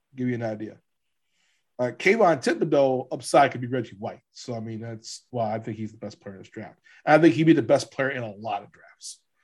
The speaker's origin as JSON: {"language": "English", "town": "Hammond", "region": "Louisiana", "country": "United States", "tie": "born or raised there", "said": "this is my hometown shout out a little bit."}